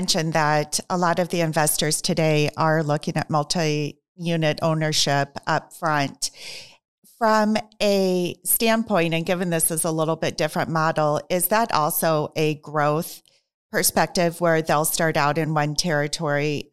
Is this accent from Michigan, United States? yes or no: no; Cedar Rapids, Iowa, United States; moved away; I'm originally from Cedar Rapids, Iowa, which is about 2 hours away from Des Moines